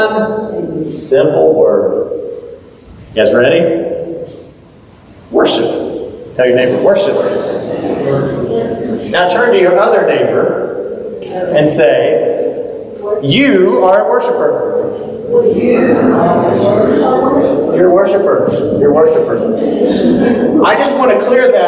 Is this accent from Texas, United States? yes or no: yes; Texas, United States; moved away; I grew up in Texas. This is like common language.